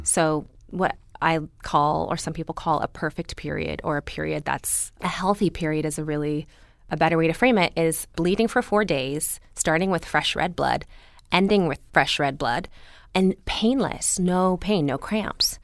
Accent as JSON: {"language": "English", "town": "Los Angeles", "region": "California", "country": "United States", "tie": "born or raised there", "also_born_or_lived": "Berkeley", "said": "I grew up here"}